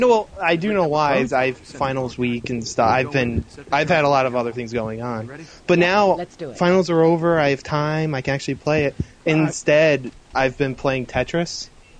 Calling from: Albany, New York, United States; Hey, it's InnerLogic from Albany, New York.

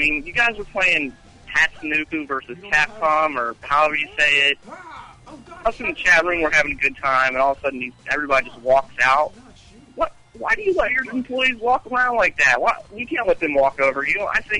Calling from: Cincinnati, Ohio, United States; Hey, guys. This is … from Cincinnati.

